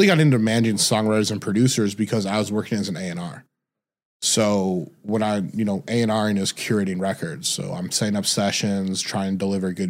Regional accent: Detroit, Michigan, United States; moved away as an adult; also born or lived in Indiana / California; I'm originally from Detroit, Michigan.

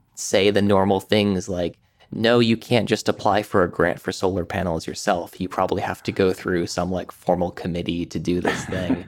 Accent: Amherst, Massachusetts, United States; I grew up in Western Massachusetts, um, around Amherst and sort of the towns around there

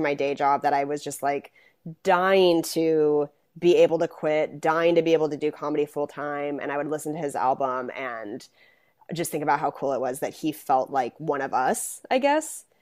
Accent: Spokane, Washington, United States; also born or lived in Seattle; I'm from Spokane

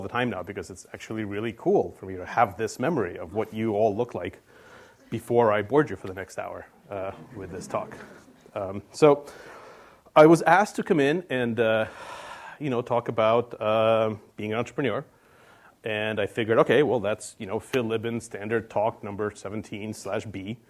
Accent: Russia; born there; I was in Russia. I was born in Russia, and I was probably 5 or maybe 6 or something.

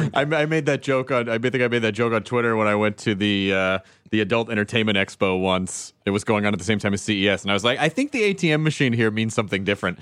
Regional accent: the South, United States; I'm from the South

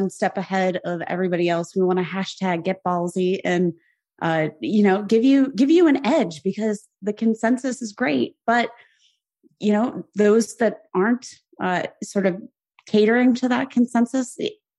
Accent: Youngstown, Ohio, United States; moved away; I was from Youngstown, Ohio, smack dab in the middle between Pittsburgh Nation

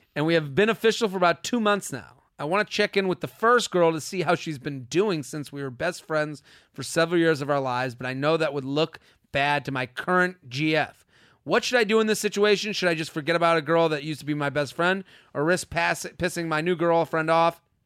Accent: Needham, Massachusetts, United States; outside of Boston, Needham

